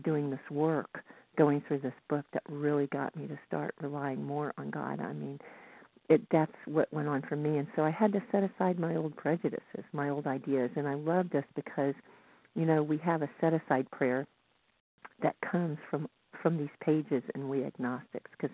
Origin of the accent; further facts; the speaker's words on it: the South, United States; now in Northern California, United States; I grew up in the South